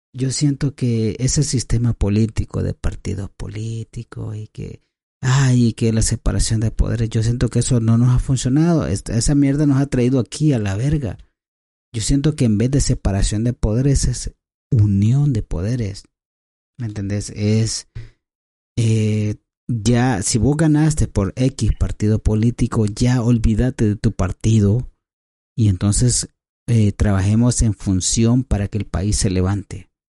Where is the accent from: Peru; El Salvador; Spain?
El Salvador; Somos salvadoreños, somos hermanos